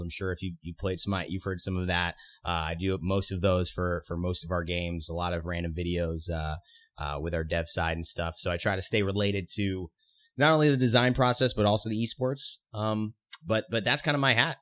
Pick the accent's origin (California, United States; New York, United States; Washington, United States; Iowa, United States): California, United States; been around the West Coast my whole life. I'm from California